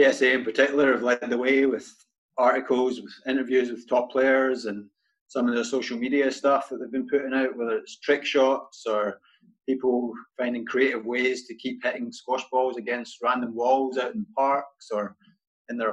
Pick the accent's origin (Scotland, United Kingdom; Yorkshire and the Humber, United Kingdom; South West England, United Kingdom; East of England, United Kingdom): Scotland, United Kingdom; moved away as an adult; now in United States; originally from Scotland, grew up playing junior squash there